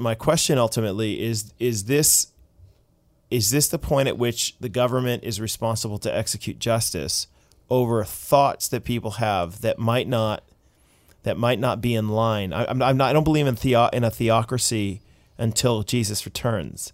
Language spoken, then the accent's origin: English; United States; now in Canada; as an American